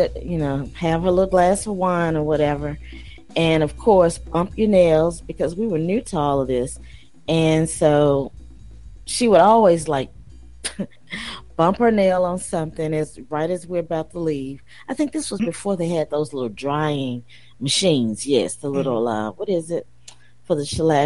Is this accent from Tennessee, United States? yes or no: yes; Tennessee, United States; Tennessee, my home state